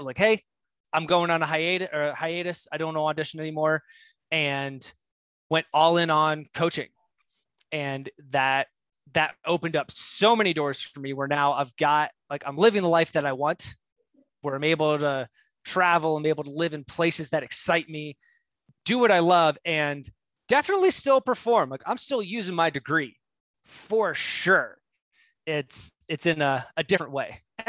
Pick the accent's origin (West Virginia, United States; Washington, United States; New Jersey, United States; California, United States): New Jersey, United States; New Jersey.